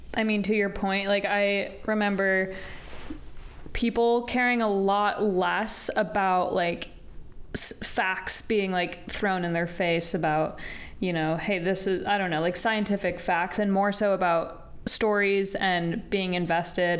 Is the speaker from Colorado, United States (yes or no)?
yes; Colorado, United States; moved away as an adult; I grew up in Colorado for the first 18 years of my life